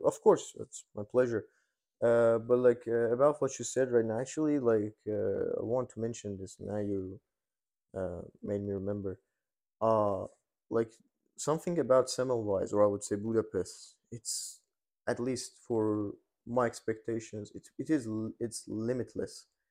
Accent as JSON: {"language": "English", "country": "Iran", "tie": "born or raised there", "moved": "as an adult", "lives_now": "Hungary", "said": "I was born and raised in Iran"}